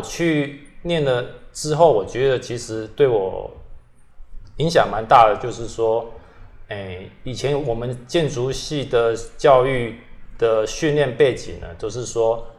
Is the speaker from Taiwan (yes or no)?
yes; Kaohsiung, Taiwan; also born or lived in London, United Kingdom; 因为我本身是在这里长大嘛